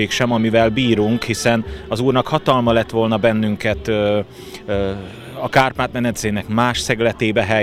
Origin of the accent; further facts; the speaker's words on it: Upper Hungary, Slovakia; felvidékre születtünk, reformátusnak születtünk, magyarnak születtünk